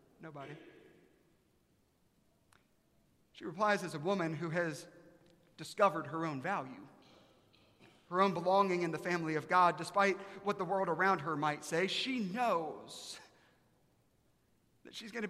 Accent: Aiken, South Carolina, United States; now in Dallas, United States; I'm from Aiken, South Carolina.

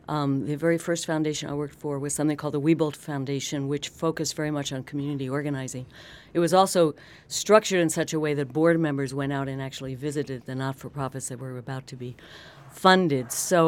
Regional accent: Lompoc, California, United States; Although growing up in Lompoc, California, and Vandenberg Air Force Base, Santa Barbara was the Big Apple.

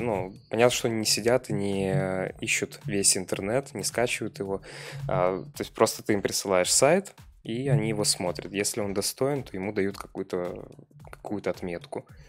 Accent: Pinsk, Brest Region, Belarus; also born or lived in Minsk; я же из Пинска.

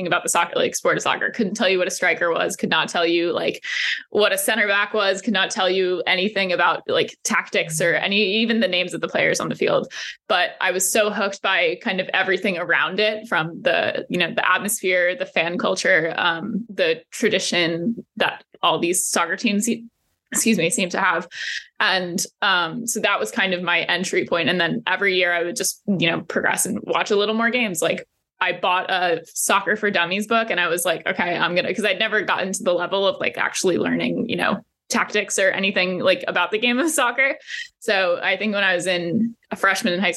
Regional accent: New Jersey, United States; moved away as an adult; also born or lived in Chicago; now in Washington, D.C., United States; I grew up in New Jersey

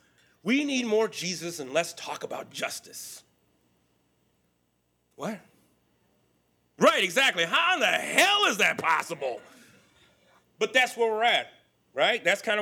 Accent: Texas, United States; born there; also born or lived in California; I claim California's home, but I was born in Texas, a small rural community.

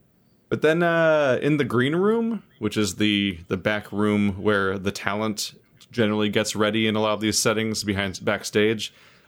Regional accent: United States; I'm American.

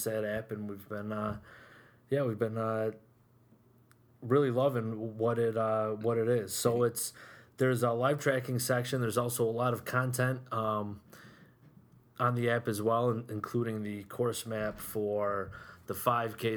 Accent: Whitesboro, New York, United States; born and raised in Whitesboro

